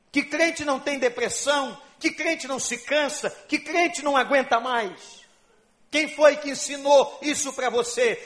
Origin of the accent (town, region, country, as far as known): Brazil